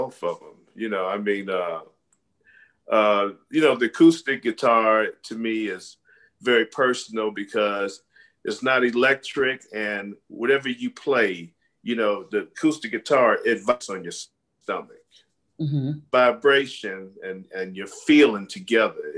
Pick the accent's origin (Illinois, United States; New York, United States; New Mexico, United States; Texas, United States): Illinois, United States; Chicago; now in Las Vegas, United States; I'm from Chicago. I'm from Chicago